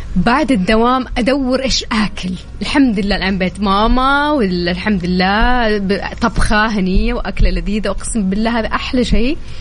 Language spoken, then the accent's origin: Arabic; Taif, Makkah Province, Saudi Arabia; انا من مواليد الطايف